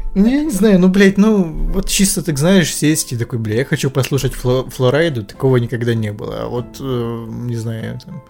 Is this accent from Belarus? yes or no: no; Ukraine; я как бы украинец